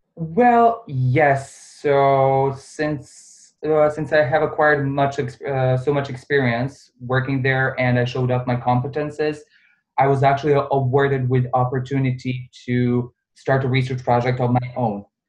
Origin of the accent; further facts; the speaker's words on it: Bosnia & Herzegovina; also born or lived in Serbia; now in Dubai, United Arab Emirates; originally I'm from Bosnia